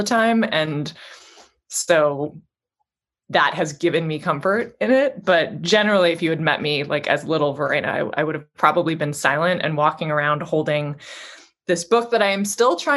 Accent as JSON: {"language": "English", "town": "Vancouver", "region": "British Columbia", "country": "Canada", "moved": "yes", "lives_now": "New York, United States", "said": "I'm originally from Vancouver, Canada."}